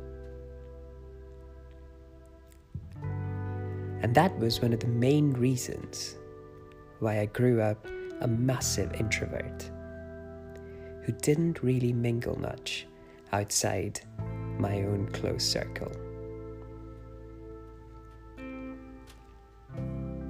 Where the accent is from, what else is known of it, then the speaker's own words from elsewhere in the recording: India; Growing up in India